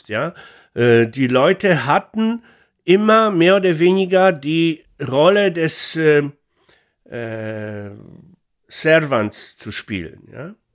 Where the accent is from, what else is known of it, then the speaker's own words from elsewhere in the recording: Poland; ich bin selber Pole